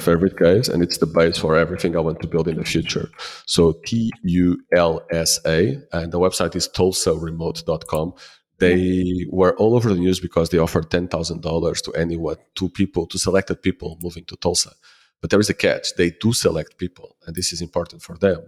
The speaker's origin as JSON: {"language": "English", "region": "Lisbon", "country": "Portugal", "also_born_or_lived": "Ponta do Sol, Madeira", "said": "I am from Lisbon"}